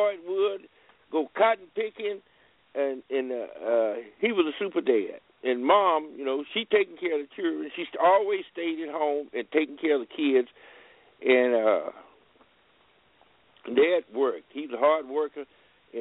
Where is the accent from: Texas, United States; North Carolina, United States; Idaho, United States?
Texas, United States; Rogers; moved away as an adult; also born or lived in Burleson County, Texas; now in California, United States; where I was born, in Rogers, a little place called Rogers, Texas. And then we moved around